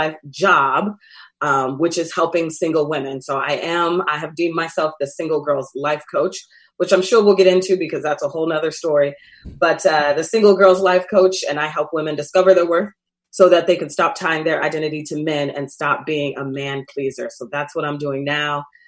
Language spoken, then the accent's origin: English; Seattle, Washington, United States; Born and raised in Seattle, Washington